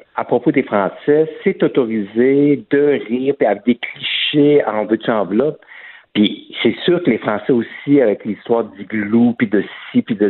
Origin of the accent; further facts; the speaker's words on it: Quebec, Canada; je suis né au Québec, de parents français, donc euh, j'ai pas l'accent français